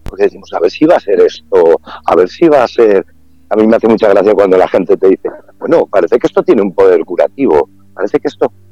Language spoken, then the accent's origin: Spanish; Valladolid, Castile and León, Spain; Yo que vengo de esa ciudad de Valladolid con tres grados bajo cero, que el vecino no le da los buenos días en el ascensor porque no puedes, estás helado, estás congelado, dices, cuando llegas aquí es tierra mágica.